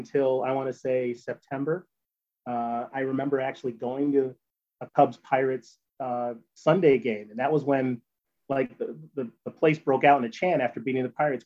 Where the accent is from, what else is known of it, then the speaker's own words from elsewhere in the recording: Evanston, Illinois, United States; I was born in Evanston.